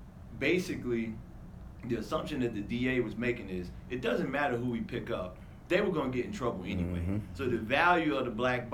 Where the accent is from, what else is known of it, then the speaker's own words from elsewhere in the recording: New York City, New York, United States; I grew up in New York, and I was in New York at that time.